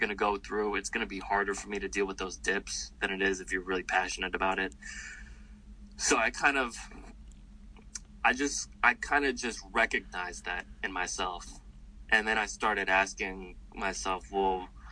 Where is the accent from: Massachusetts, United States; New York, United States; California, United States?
New York, United States; I'm from New York